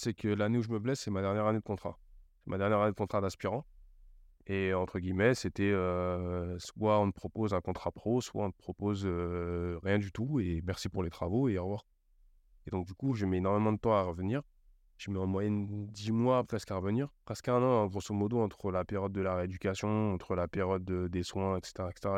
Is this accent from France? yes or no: yes; Cergy, Île-de-France, France; also born or lived in Auxerre; je rentre chez moi à Sergi